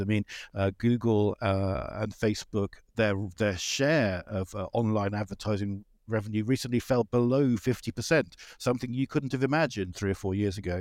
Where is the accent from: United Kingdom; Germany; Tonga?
United Kingdom; I'm a British person